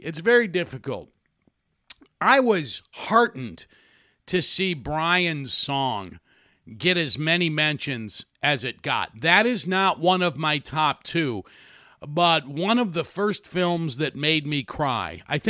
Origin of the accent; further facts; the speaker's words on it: Rensselaer, Indiana, United States; it's only about an hour from where I grew up in Rensselaer, Indiana.